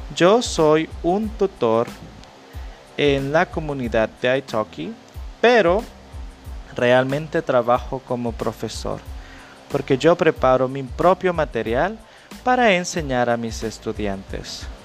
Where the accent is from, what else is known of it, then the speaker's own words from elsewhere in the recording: El Salvador; Yo soy de El Salvador